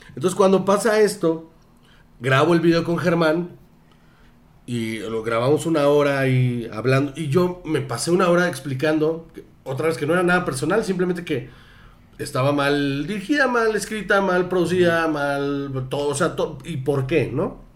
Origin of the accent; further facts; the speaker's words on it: Sonora, Mexico; yo soy de, Sonora.